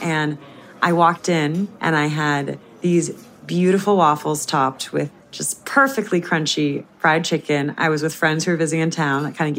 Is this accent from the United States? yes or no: yes; California, United States; now in New York, United States; I'm originally from Southern California, but I grew up knowing that Northern California had the best food.